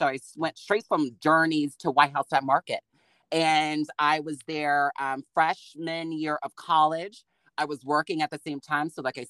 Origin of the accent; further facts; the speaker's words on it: New Jersey, United States; now in Atlanta, United States; really launched me into what is fashion in Atlanta. Of course, I'm coming from New Jersey.